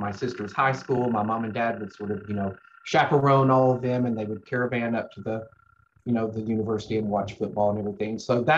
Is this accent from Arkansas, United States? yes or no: yes; Arkansas, United States; now in Texas, United States; When I first moved to Texas and would say I was from Arkansas, the most common response was, oh, I'm sorry.